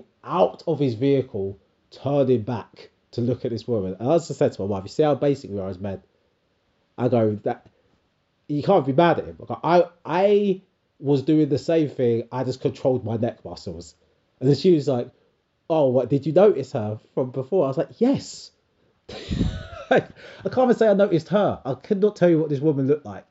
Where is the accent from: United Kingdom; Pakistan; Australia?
United Kingdom; people of my generation who are first generation Brits